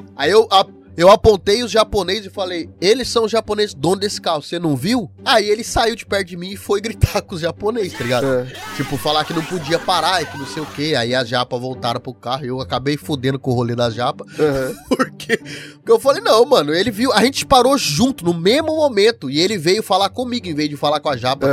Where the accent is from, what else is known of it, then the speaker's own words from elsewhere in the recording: Paraná, Brazil; now in Japan; eu sou do Paraná, eu sou do uhum. sul